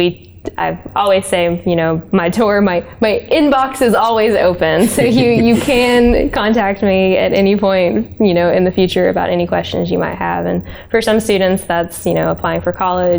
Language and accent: English; Roane County, Tennessee, United States; I'm a local. I grew up like in Roane County